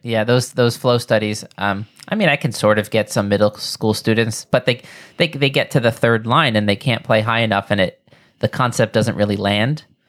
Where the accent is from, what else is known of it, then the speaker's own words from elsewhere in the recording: New York, United States; where I grew up here in New York